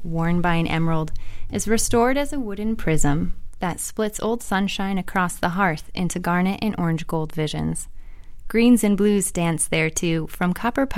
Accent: Toledo, Ohio, United States; I am from the Toledo area, so I'm happy to be in the lovely city of Toledo. And I grew up on a farm

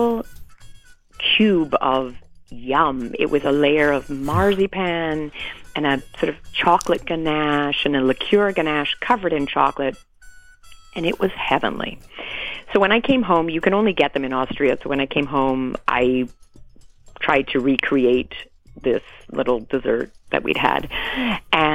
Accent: Canada; also born or lived in England; now in United States; I was born in England. I grew up in Canada. Now I live in the U.S.

